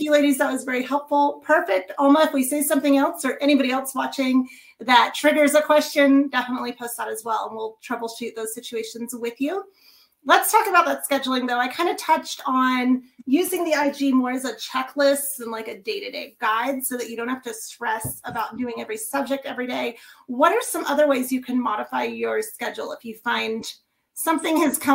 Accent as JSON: {"language": "English", "region": "Kansas", "country": "United States", "tie": "born or raised there", "moved": "yes", "said": "from Kansas. That's actually my home state"}